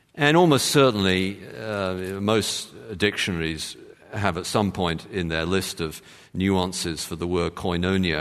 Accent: London, United Kingdom; I'm from London

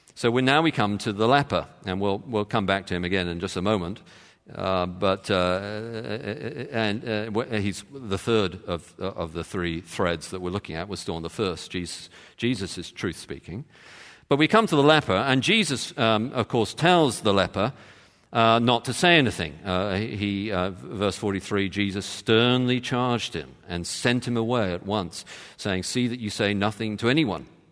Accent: London, United Kingdom; moved away; I, I come from London

